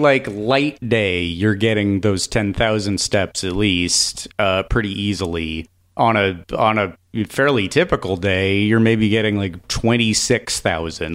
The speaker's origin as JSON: {"language": "English", "region": "California", "country": "United States", "said": "I'm from California"}